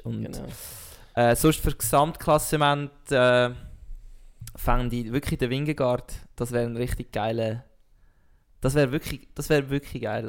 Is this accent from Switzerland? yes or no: yes; Switzerland; als Schweizer